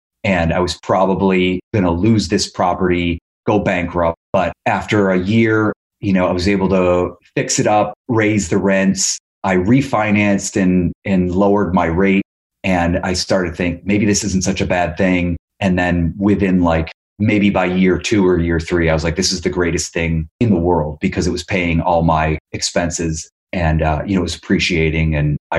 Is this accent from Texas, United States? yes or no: no; Ohio, United States; also born or lived in New York; now in Los Angeles, United States; I'm originally from Ohio